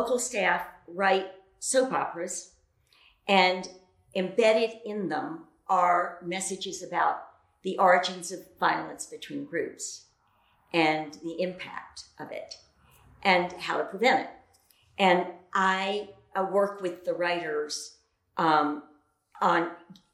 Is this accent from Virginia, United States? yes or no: yes; Lynchburg, Virginia, United States; moved away as an adult; also born or lived in Connecticut / North Carolina; now in Massachusetts, United States; I grew up in Virginia, in Lynchburg, Virginia